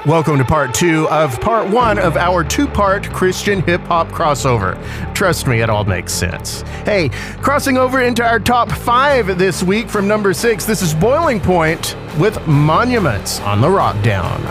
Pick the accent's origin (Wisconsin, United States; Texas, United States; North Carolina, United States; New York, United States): Texas, United States; West; I grew up in West Texas in the middle of the Chihuahuan Desert